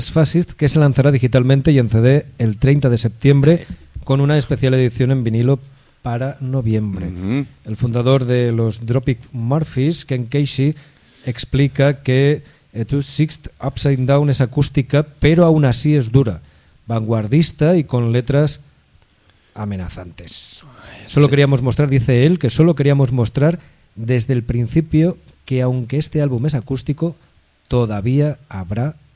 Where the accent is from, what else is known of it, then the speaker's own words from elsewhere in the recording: Manchester, North West England, United Kingdom; accent: Manchester; Pero es de mi acento es de Manchester.